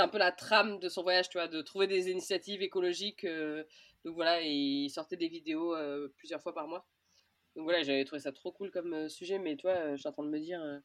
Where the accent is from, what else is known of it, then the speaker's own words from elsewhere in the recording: Orléans, Centre-Val de Loire, France; moved away as an adult; j'ai grandi à Orléans, mais depuis mes 18 ans, j'habitais plus à Orléans